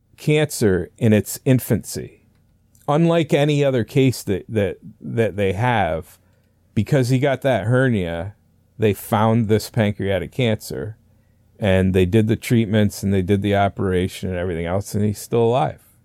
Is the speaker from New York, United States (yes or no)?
yes; north of the Adirondacks, northern New York State, United States; I, I grew up up there. I started my, uh, you know, fishing, like I said, at a young age and, uh, uh, the Adirondacks were to our, basically to our south, so that's how far up in New York State we were.